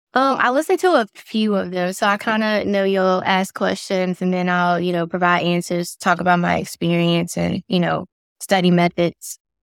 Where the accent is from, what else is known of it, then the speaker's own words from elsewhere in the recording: Lynchburg, Virginia, United States; moved away as an adult; now in Raleigh area, North Carolina, United States; I'm from Lawrenceburg, Virginia